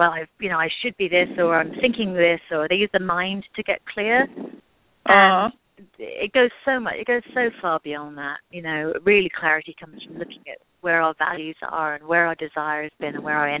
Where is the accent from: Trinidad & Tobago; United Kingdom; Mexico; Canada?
United Kingdom; England; moved away; I grew up in England.